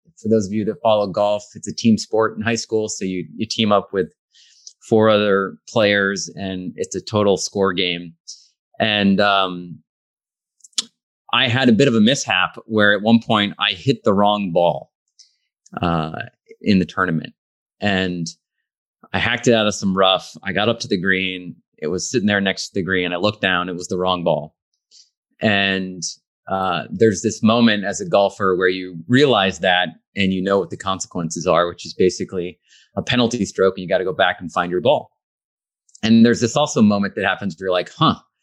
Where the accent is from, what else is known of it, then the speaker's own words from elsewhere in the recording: Bennington, Vermont, United States; I grew up in Bennington, Vermont